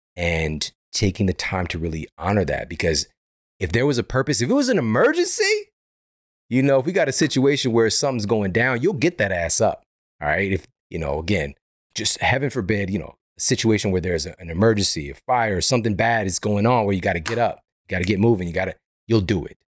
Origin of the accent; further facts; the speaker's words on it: Missouri, United States; now in Los Angeles, United States; I'm from Missouri. I'm from the Midwest